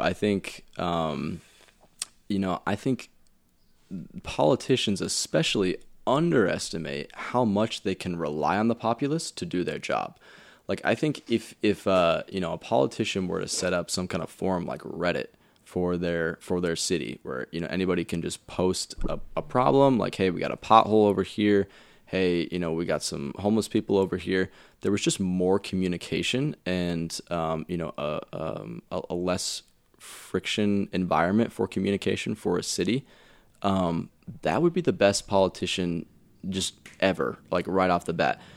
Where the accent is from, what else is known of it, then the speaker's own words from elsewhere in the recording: Indiana, United States; now in Colorado, United States; I'm from Indiana